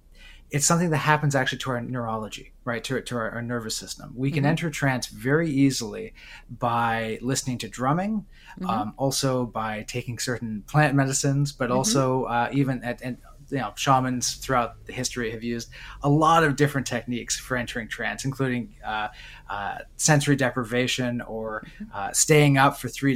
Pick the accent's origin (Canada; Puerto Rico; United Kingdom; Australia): Canada; Oshawa, Ontario; I was born in Oshawa, Ontario.